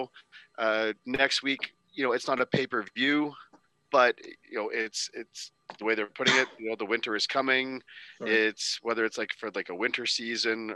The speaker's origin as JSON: {"language": "English", "country": "Canada", "said": "As a Canadian"}